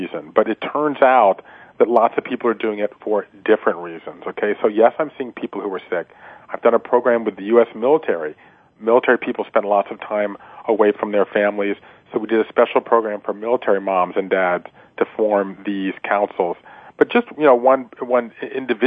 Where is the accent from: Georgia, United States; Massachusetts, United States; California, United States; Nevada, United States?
Georgia, United States; moved away; my hometown in Georgia